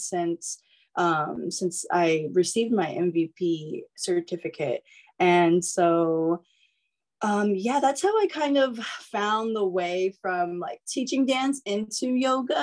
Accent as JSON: {"language": "English", "region": "East Coast", "country": "United States", "moved": "yes", "lives_now": "Northern California, United States", "said": "I'm originally from the East Coast, but I live in NorCal now."}